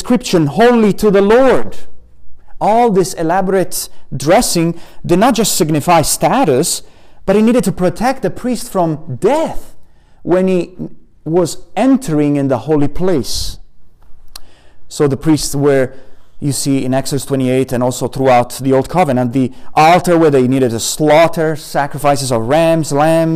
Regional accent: Italy; moved away; I come from Italy and we have pomegranates right in front of our garden

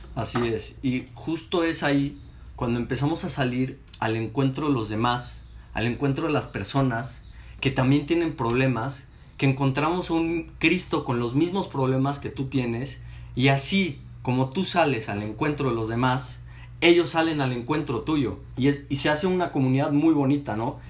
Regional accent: Mexico City, Mexico; now in Saltillo, Mexico; tengo 19 años y soy capitalino.

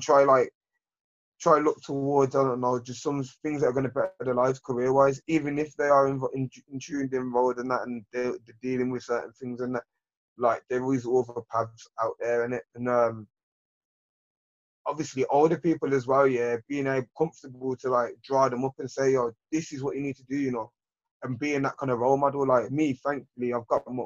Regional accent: Birmingham, West Midlands, United Kingdom; I grew up in Lascelles, Handsworth, these type of areas

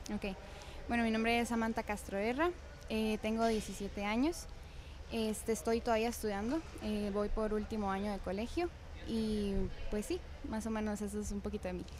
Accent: Ciudad Quesada, Alajuela, Costa Rica; Yo nací aquí en San Carlos, en el Hospital de Ciudad Quesada

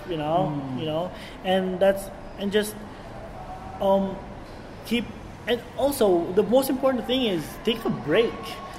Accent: Philippines; As a Filipino, you know, it's really easy for us to like absorb different accents, and it just turns into one.

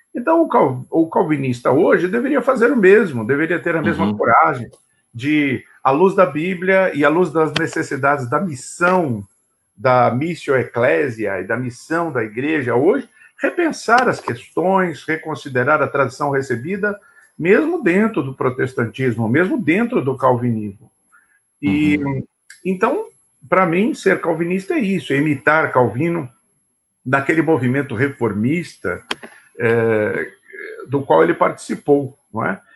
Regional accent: São Paulo, Brazil; nasci nessa família presbiteriana em São Paulo

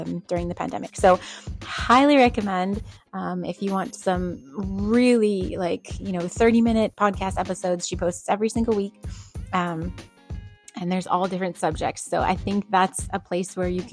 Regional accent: New England, United States; I grew up in New England.

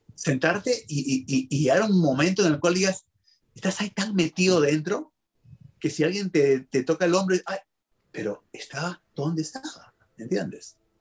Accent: Peru; soy peruano

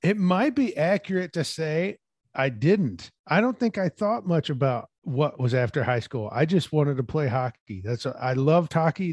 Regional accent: Peoria, Illinois, United States; moved away as an adult; now in Washington, United States; my hometown of Peoria

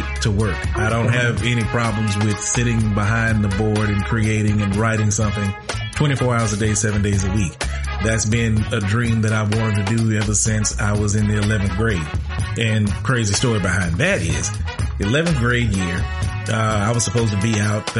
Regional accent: Marianna, Arkansas, United States; my hometown, Marianna, Arkansas

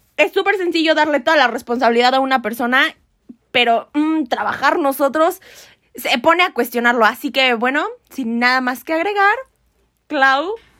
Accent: Mexico; nosotros como mexicanos, como comunidad

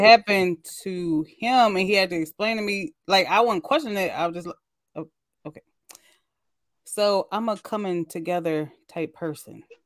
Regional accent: Midwest, United States; I said the Midwest

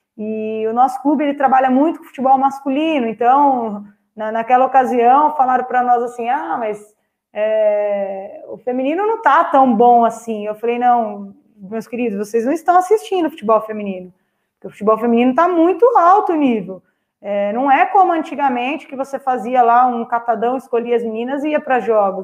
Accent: Itapecerica da Serra, São Paulo, Brazil; Eu nasci é, em Tapsirica da Serra mesmo, próximo a campos de futebol, então eu sempre joguei futebol com os meninos

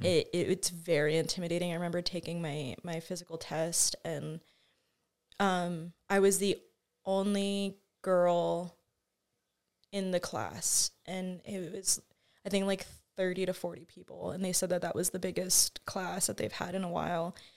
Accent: Albuquerque, New Mexico, United States; also born or lived in Moriarty, New Mexico; I grew up born and raised in Albuquerque

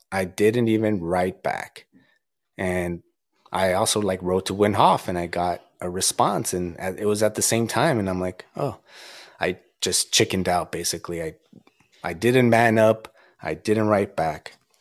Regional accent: Azusa, California, United States; I'm from Azusa

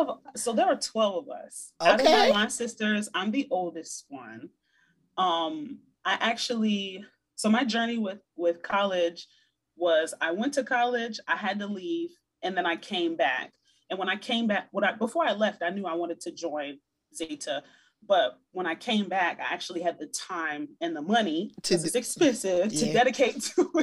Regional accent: Hampton Roads, Virginia, United States; I'm from Virginia.

